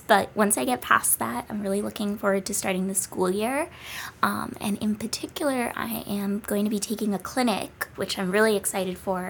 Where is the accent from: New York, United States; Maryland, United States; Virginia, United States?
New York, United States; New York City; moved away as an adult; also born or lived in California; grew up in Brooklyn, New York